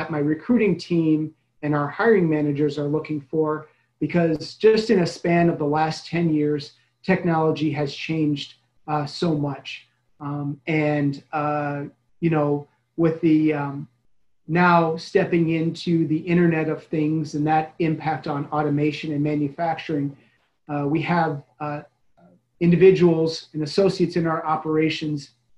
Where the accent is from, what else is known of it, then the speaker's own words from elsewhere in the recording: Chicago, Illinois, United States; moved away; I'm originally from the Chicago area